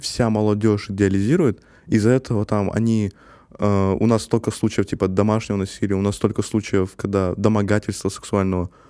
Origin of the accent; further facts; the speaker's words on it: Kazakhstan; я есть казах